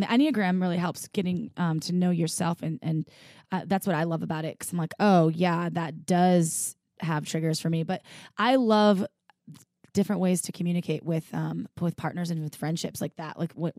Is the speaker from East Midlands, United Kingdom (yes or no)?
no; Bristol, South West England, United Kingdom; So I'm from Bristol in UK.